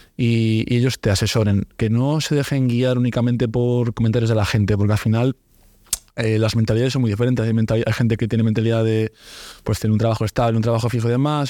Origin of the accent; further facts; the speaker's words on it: Santander, Cantabria, Spain; soy un chico de Santander, voy a abrir un negocio igual que que el, que el suyo en mi ciudad